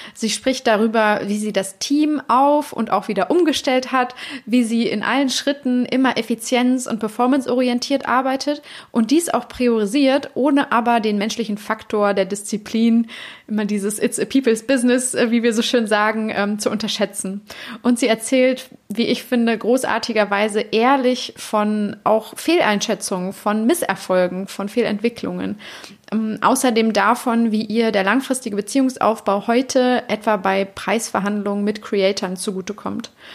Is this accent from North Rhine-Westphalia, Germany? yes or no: yes; Cologne, North Rhine-Westphalia, Germany; moved away; also born or lived in Bavaria; ich komme ja hier aus Köln und habe sehr lange in Bayern gewohnt